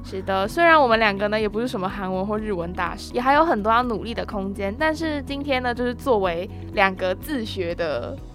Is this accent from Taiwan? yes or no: yes; Taiwan; 身为台湾人的我们，其实是有很大的优势的